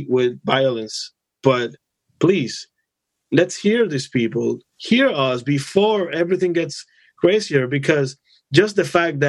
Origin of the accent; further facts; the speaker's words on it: Dominican Republic; now in United States; I come from the Dominican Republic